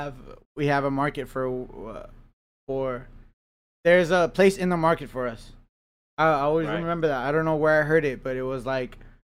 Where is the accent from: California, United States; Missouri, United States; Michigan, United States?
California, United States; That's just because I'm from the South Bay.